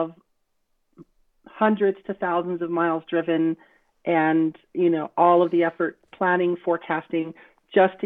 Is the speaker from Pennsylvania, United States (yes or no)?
no; West Texas, United States; growing up in West Texas, a little border town in West Texas